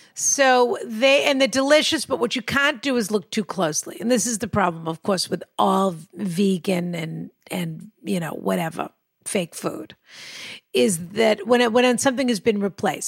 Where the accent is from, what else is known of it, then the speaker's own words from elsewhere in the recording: Massachusetts, United States; I'm from Massachusetts